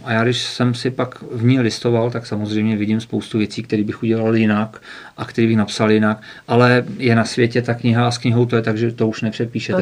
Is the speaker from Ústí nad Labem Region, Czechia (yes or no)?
yes; Chomutov, Ústí nad Labem Region, Czechia; now in Karlovy Vary, Czechia; já jsem se narodil v Ústí nad Labem, mm-hmm. pak jsem z rodiči žil dlouho v Chomutově